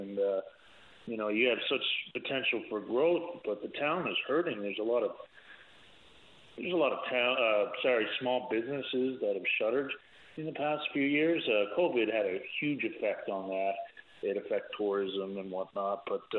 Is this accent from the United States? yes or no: no; Placentia, Newfoundland and Labrador, Canada; now in Ontario, Canada; I'm from the Placentia region originally. I'm presently in Ontario.